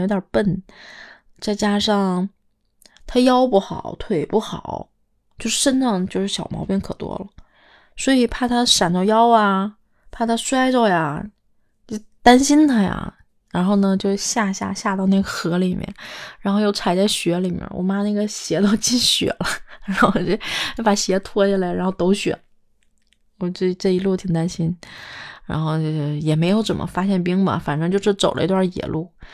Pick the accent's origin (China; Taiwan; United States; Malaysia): China; Northeast China; moved away; 东北下午四点钟的时候天就黑了